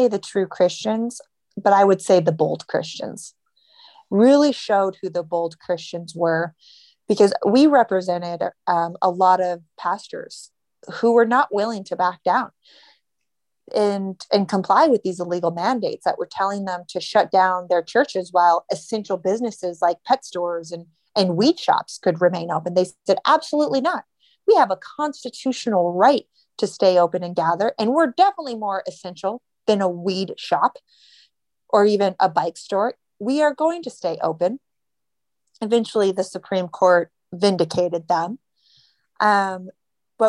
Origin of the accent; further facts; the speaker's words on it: Montana, United States; now in Los Angeles, United States; I grew up in Montana where, there was a sense of pride